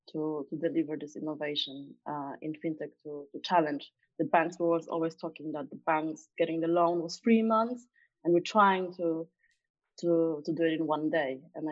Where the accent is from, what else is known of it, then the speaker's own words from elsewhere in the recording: Poland; moved away as an adult; now in London, United Kingdom; So I came from Poland back then, and I was 23, coming from big organizations, from Accenture and Boston Consulting Group.